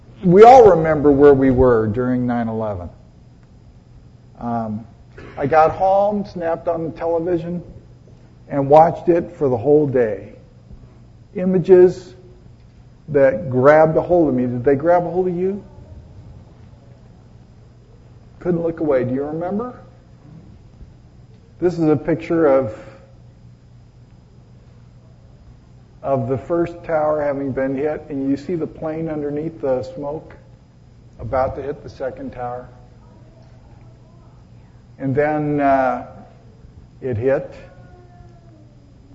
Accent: Los Angeles, California, United States; moved away; also born or lived in Connecticut; I was born in Hollywood at Hollywood Presbyterian Hospital

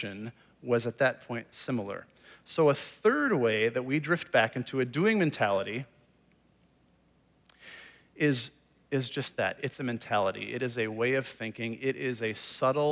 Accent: Iowa, United States; moved away as an adult; also born or lived in Indianapolis / California; I grew up in Iowa, grew up a Hawkeye fan

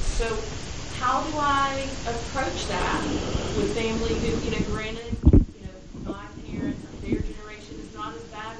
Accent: the South, United States; I grew up in the South.

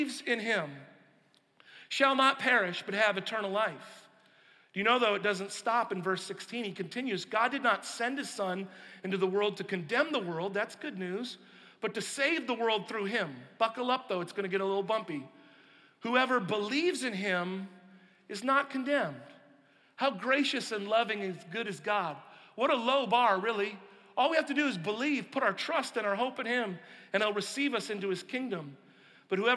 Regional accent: Pacific Northwest, United States; I grew up on the West Coast, in the Pacific Northwest

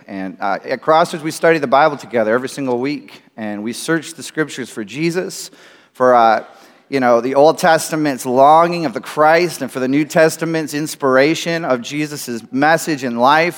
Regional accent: United States; I grew up in America

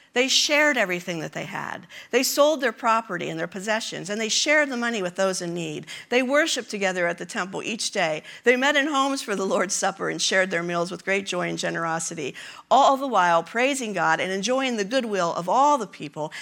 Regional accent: Kansas City, United States; We are from Kansas City

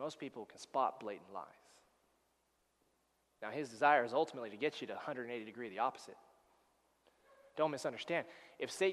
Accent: United States; moved away as an adult; now in Canada; I'm an American, that's all right. I'm a permanent resident now

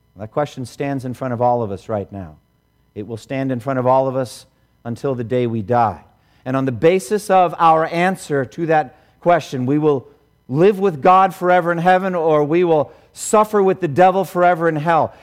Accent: Boston, Massachusetts, United States; I grew up here in Boston.

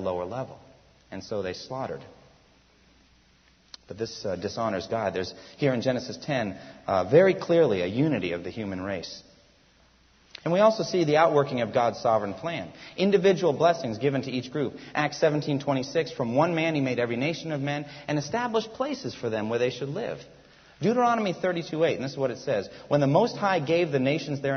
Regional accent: United States; first language English; also born or lived in Japan; I was born in America. I love my country

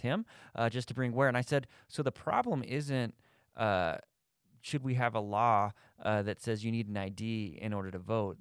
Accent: Thornton, Colorado, United States; I grew up, I grew up in Thornton

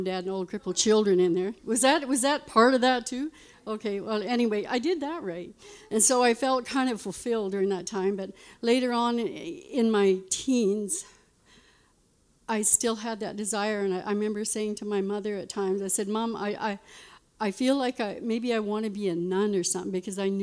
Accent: Lloydminster, Canada; I was born in Lloydminster Hospital there, and I lived on a farm.

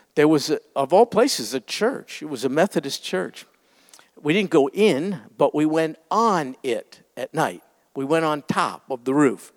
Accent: New York, United States; I grew up in New York

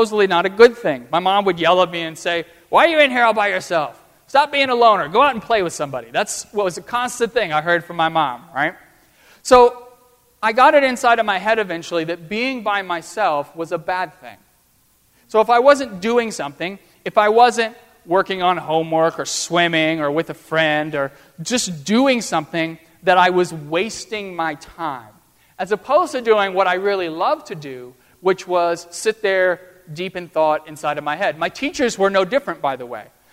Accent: United States; I'm this student from America

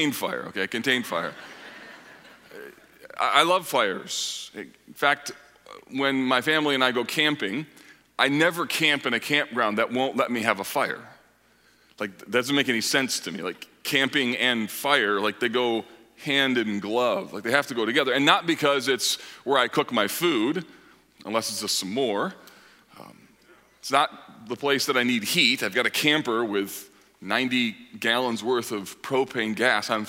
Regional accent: Grand Rapids and Kalamazoo, Michigan, United States; moved away as an adult; also born or lived in Holland, Michigan; now in Indianapolis, United States; My wife and I grew up in Grand Rapids and Kalamazoo.

